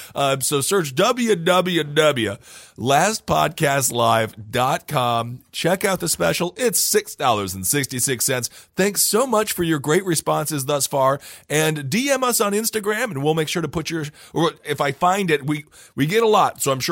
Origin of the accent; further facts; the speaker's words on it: Wisconsin, United States; When I was growing up in Wisconsin, they didn't even let us know.